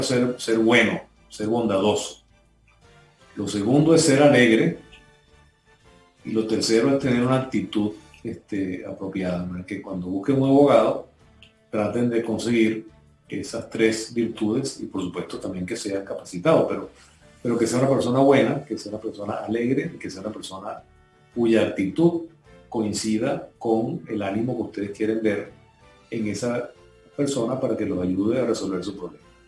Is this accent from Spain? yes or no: no; Venezuela; moved away as an adult; now in Panama; un grupo de colegas venezolanos